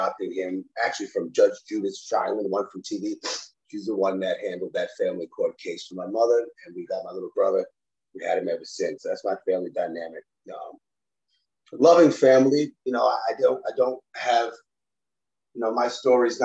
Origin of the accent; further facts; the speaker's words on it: New York City, New York, United States; now in Florida, United States; I grew up in the Bronx.